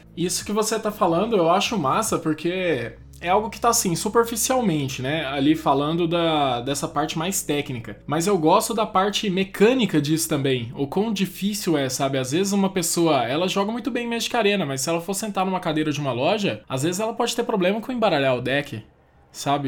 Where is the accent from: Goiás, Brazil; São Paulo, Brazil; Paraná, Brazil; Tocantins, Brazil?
Goiás, Brazil; Goiânia; Eu sou de Goiânia, moro em Goiânia.